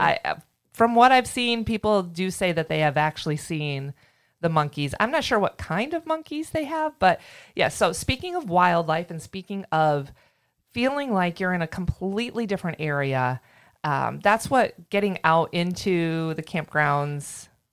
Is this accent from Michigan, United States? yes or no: yes; Michigan, United States; I grew up camping in Michigan.